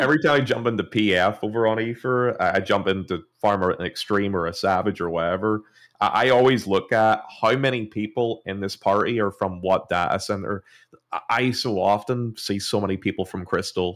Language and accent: English; Ireland; I'm from Ireland